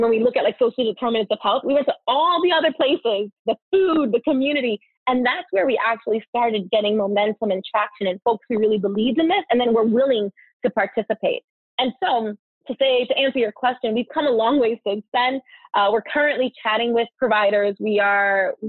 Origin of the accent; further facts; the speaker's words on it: New York City, New York, United States; I am a girl from the Bronx